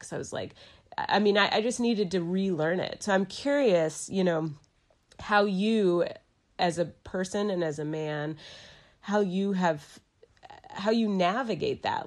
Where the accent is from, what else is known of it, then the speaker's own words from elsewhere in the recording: Dallas, Texas, United States; moved away as an adult; also born or lived in New York City; now in Asheville, United States; I'm from Dallas, Texas. I moved to Asheville, North Carolina